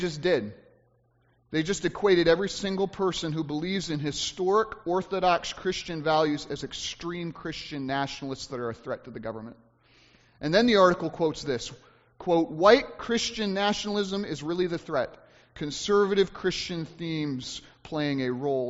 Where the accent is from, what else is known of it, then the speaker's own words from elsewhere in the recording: United States; as Americans